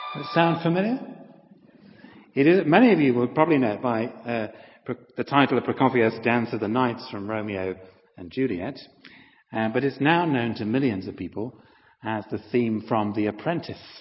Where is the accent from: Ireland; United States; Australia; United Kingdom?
United Kingdom; Halifax, Yorkshire and the Humber; moved away; I was a vicar for nine years in my hometown of Halifax